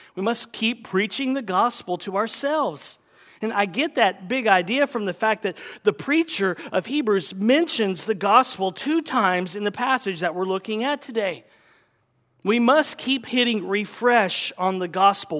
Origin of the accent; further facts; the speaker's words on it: the South, United States; growing up in the South